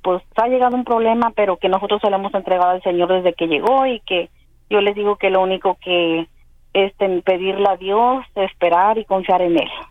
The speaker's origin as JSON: {"language": "Spanish", "country": "Paraguay", "moved": "as an adult", "lives_now": "Spain", "said": "yo, yo soy de Paraguay, pero estoy en España"}